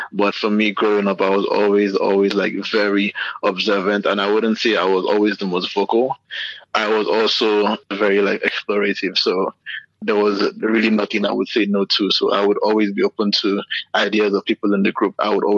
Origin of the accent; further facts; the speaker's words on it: Lagos, Nigeria; also born or lived in Enugu; growing up in Lagos, like as a child